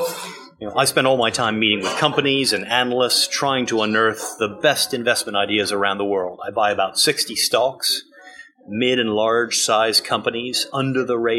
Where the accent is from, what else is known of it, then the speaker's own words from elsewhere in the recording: United Kingdom; also born or lived in United States; I'm British, but I went to school and university in America.